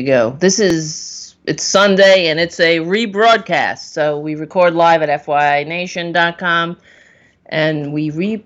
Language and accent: English; New York City, New York, United States; also born or lived in Queens, New York; I grew up on Staten Island